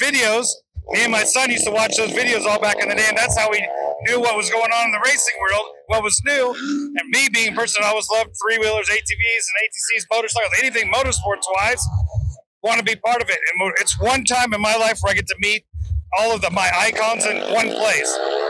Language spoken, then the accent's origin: English; Oregon, United States; I grew up in Oregon, so for me, I'm not used to the California life